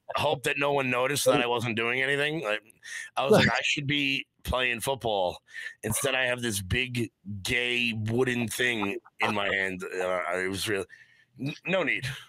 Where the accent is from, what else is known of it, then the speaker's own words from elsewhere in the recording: Long Island, New York, United States; I'm from Long Island. We play lacrosse.